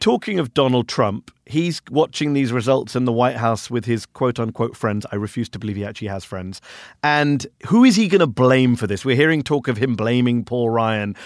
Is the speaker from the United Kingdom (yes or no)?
yes; United Kingdom; now in United States; I'm a foreigner. I'm an immigrant. I'm a Brit